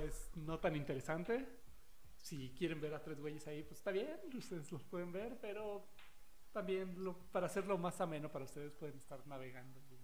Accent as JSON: {"language": "Spanish", "country": "Mexico", "said": "yo soy un mexicano"}